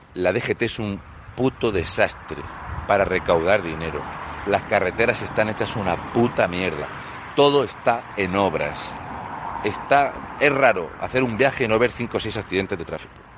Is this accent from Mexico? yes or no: no; Spain; los españoles